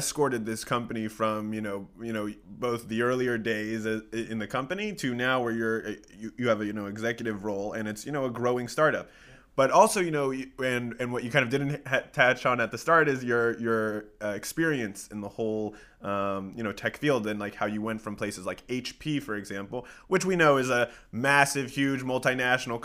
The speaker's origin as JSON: {"language": "English", "region": "Colorado", "country": "United States", "said": "I'm from Colorado"}